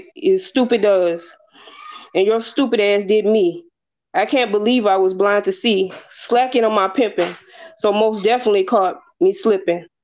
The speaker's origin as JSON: {"language": "English", "region": "South Carolina", "country": "United States", "tie": "born or raised there", "also_born_or_lived": "Brooklyn, New York", "said": "I was born in Brooklyn, but raised in South Carolina."}